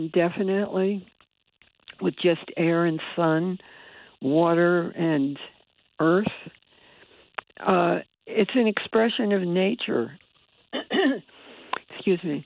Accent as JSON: {"language": "English", "town": "Bridgeport", "region": "Connecticut", "country": "United States", "tie": "born or raised there", "said": "I was born and raised in Bridgeport."}